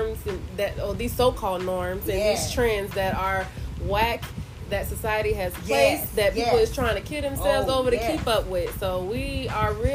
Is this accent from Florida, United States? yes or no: yes; Tampa, Florida, United States; Tampa Bay, Florida